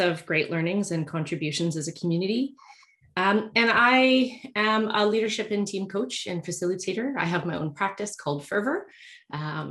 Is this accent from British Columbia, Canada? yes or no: yes; Victoria, British Columbia, Canada; moved away as an adult; I had just moved back to Victoria, which is my hometown.